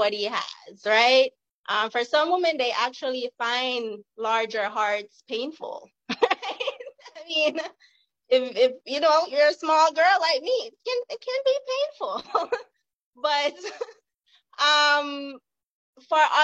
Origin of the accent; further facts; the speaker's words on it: Jamaica; now in California, United States; I am from Jamaica originally, now living in California.